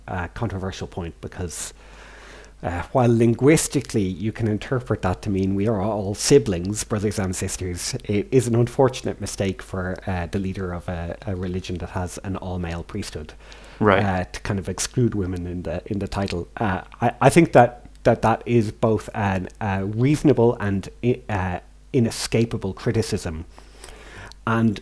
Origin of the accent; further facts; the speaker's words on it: Ireland; here in Ireland, and they offered me this position, and it's the best circumstance I could imagine. I get to live in my hometown